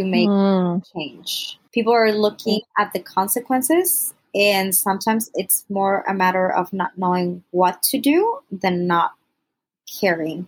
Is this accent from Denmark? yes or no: no; Mexico; also born or lived in United States; I'm originally from Mexico. I was born in the U.S., so like grew up in Mexico, Mexican family and everything